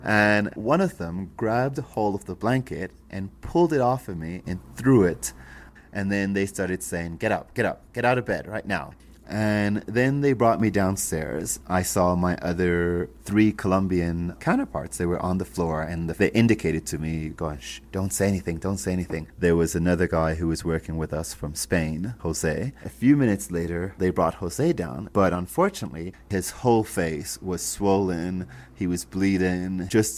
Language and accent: English; Canada; now in Ecuador; And I said, "Well, I'm Canadian. Why are you going to Ecuador?" And I said, "Because I live in Ecuador."